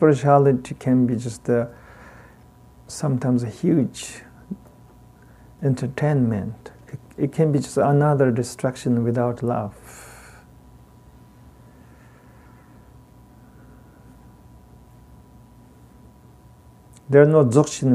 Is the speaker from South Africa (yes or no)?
no; Tibet, China; accent: heavy Tibetan; English is a second language; I got a heavy Tibetan accent